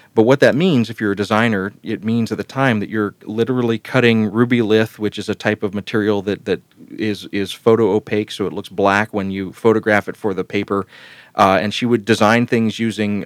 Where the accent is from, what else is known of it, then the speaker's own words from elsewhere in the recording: Columbus, Georgia, United States; the town where I was growing up in Columbus, Georgia